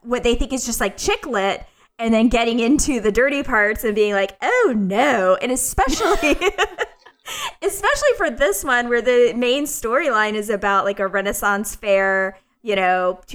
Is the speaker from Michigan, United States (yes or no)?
no; Pensacola, Florida, United States; moved away; I went back to my hometown